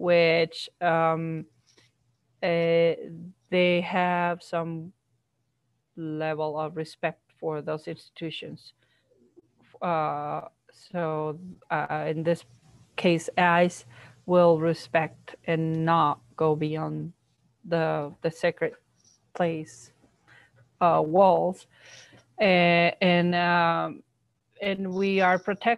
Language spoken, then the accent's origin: English; Mexico; first language Spanish; English is a second language; moved away; I was born in Mexico and learned to speak Spanish